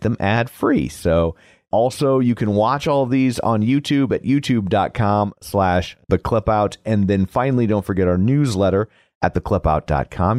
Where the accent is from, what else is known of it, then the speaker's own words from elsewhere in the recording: United States; I'm American